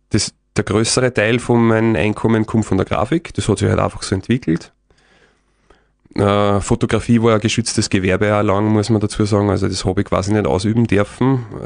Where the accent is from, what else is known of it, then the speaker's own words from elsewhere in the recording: Lower Austria, Austria; Ich bin halt auch, ich komme aus dem Waldviertel, da ist relativ flach